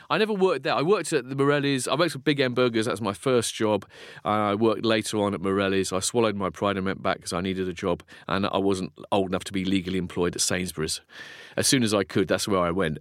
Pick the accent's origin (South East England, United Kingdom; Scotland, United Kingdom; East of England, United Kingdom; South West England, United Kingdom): South East England, United Kingdom; Folkestone; I grew up in Folkestone in Kent, which is a seaside resort.